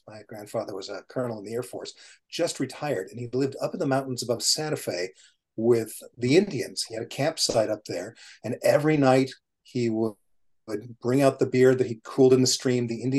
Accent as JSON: {"language": "English", "region": "London", "country": "United Kingdom", "tie": "born there", "also_born_or_lived": "Nigeria", "said": "So when my parents were getting ready to have their baby in London, and technically I'm a Cockney because I was born within the sound of the Bow Bells"}